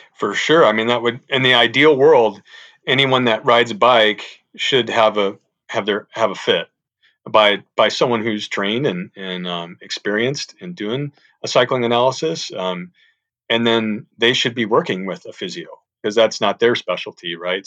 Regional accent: St. Louis, Missouri, United States; moved away as an adult; I'm from the Saint Louis area, went to Saint Louis University

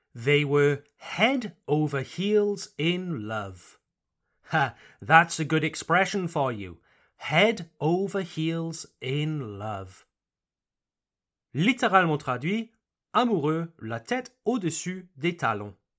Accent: Wales, United Kingdom; I come from Wales

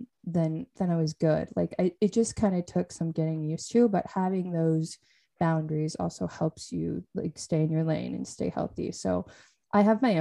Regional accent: Western Washington, United States; I'm from Western Washington

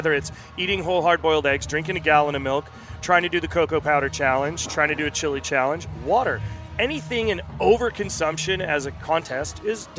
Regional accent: New York City, New York, United States; Yes, I grew up in Brooklyn.

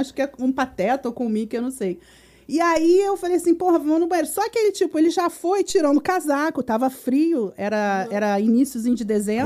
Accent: Brazil; como bom brasileiro

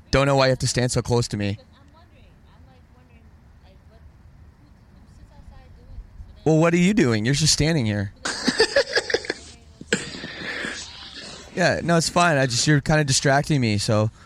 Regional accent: Canada; I'm Canadian

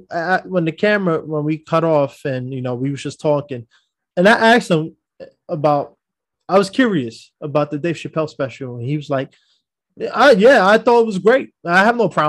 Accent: New York, United States; I'm from New York

